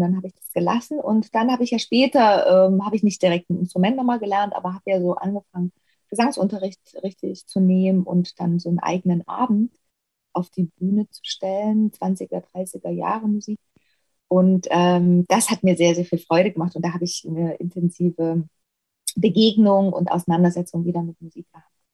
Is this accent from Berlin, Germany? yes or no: no; Ore Mountains, Saxony, Germany; moved away; ich drehe einfach gerne meine Heimat, weil ich sowieso gerne da bin. Auch ähm, wenn ich eben nicht arbeite, fahre ich ja regelmäßig und sehr häufig äh, eben ins Erzgebirge.